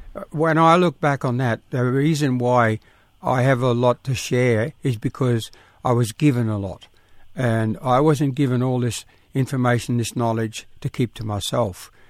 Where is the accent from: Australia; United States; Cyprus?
Australia; South Coast New South Wales; all us kids were born and little camps all along the coast, in country